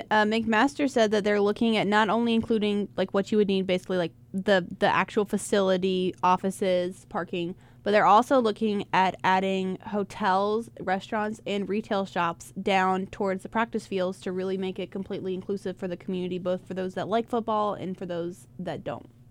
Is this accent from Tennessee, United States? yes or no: no; Rock Hill, South Carolina, United States; I grew up in Rock Hill. I my whole family's from Rock Hill